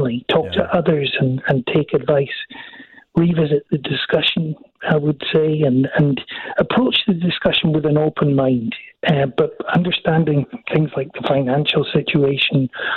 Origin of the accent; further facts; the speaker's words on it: Scotland, United Kingdom; I'm from Scotland